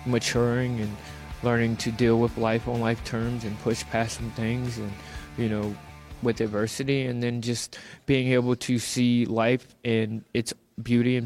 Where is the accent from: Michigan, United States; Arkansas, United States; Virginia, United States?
Virginia, United States; my home state of Virginia